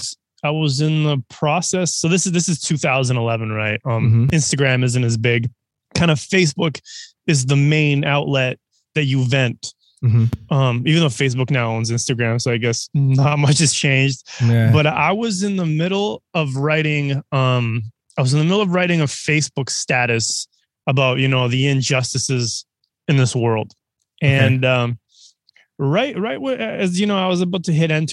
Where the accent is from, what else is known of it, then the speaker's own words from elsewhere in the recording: Canada; also born or lived in Serbia; I'm from Serbia originally, raised in Canada.